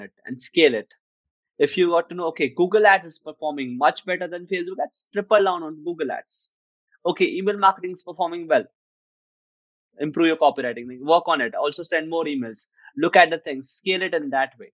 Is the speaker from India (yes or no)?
yes; India; I'm from India